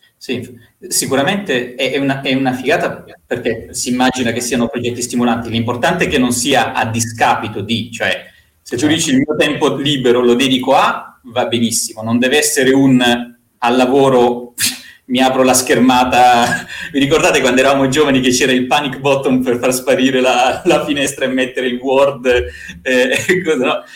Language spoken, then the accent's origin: Italian; Bari, Apulia, Italy; moved away as an adult; also born or lived in Rome; mi sono trasferito da Bari a Roma.